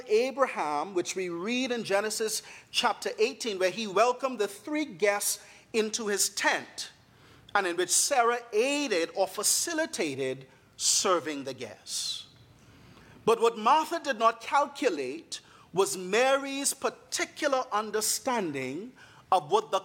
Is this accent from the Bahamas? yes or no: yes; Bahamas; moved away; I am from the beautiful island nation of the Bahamas.